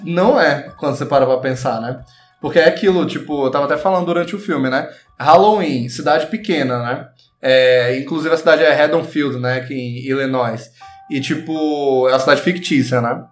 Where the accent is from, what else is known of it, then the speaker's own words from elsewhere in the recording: Brazil; nós que somos brasileiros